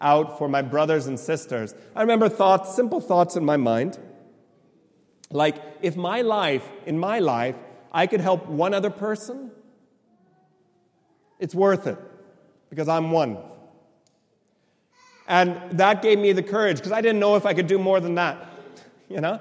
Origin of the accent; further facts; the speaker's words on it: right next to San Francisco, in the Silicon Valley, California, United States; I was born and raised in California